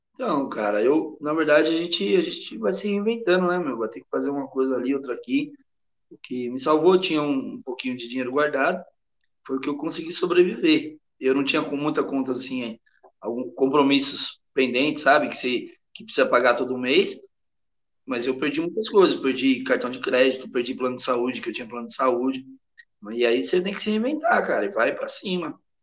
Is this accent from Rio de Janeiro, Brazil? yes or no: no; São Paulo, Brazil; moved away as an adult; also born or lived in Madrid, Spain; A gente é de São Paulo.